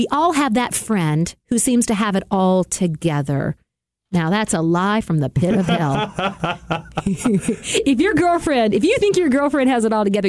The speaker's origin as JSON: {"language": "English", "region": "the South", "country": "United States", "said": "I'm from the South, where when we say, \"The phone line's down and y'all need to get a truck over here to put it back up,\""}